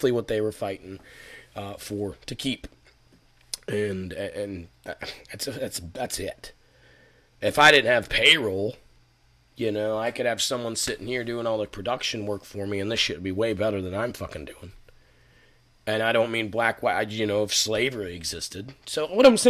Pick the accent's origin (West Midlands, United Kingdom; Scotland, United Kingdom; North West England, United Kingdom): Scotland, United Kingdom; I'm from Scotland